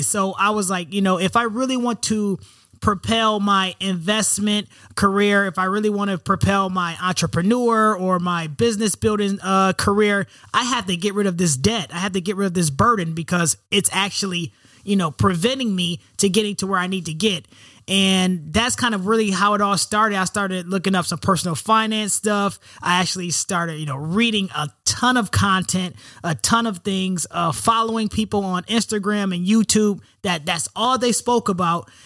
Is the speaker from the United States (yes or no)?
yes; Rochester, New York, United States; moved away as an adult; also born or lived in West Coast; I'm from Rochester, New York. Um, you know, one of eight single parent household, you know, black single mother, uh, raised in the hood